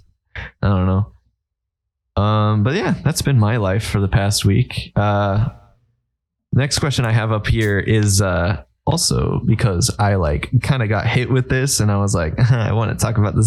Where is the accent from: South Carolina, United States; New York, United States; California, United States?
South Carolina, United States; I'm from South Carolina and I'm not like none of you weird northerners who hate snow